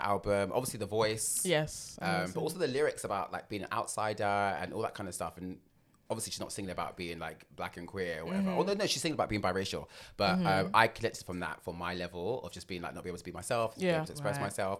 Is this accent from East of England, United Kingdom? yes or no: no; London, United Kingdom; I grew up in West London. So Acton Town.